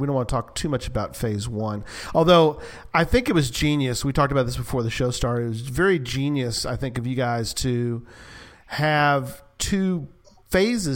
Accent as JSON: {"language": "English", "region": "Texas", "country": "United States", "said": "we're from Texas"}